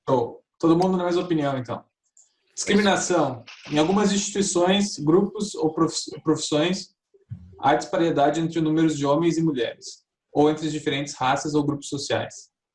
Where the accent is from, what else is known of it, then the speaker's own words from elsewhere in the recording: Brazil; como brasileiro